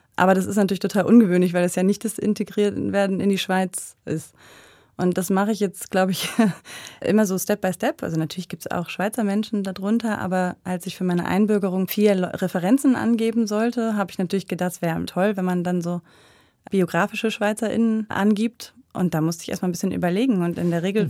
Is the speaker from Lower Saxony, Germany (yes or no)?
yes; Buxtehude, Lower Saxony, Germany; moved away as an adult; now in Switzerland; in Buxtehude, wo ich aufgewachsen bin